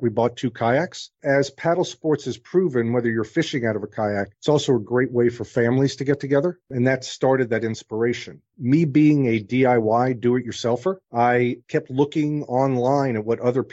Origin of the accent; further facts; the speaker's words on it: New York, United States; moved away; also born or lived in New Orleans; I was the kid growing up in New York that I went door to door to shovel sidewalks in the winter